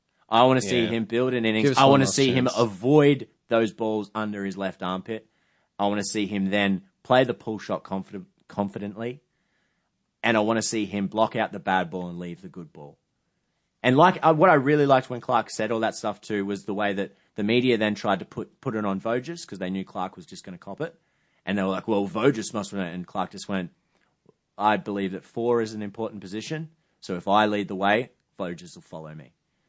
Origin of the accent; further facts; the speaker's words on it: England, United Kingdom; I'm English, and I've just got to.